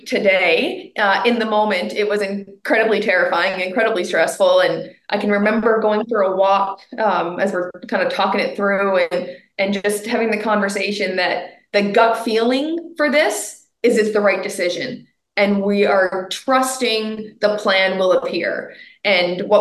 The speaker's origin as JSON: {"language": "English", "country": "Canada", "said": "I'm a Canadian"}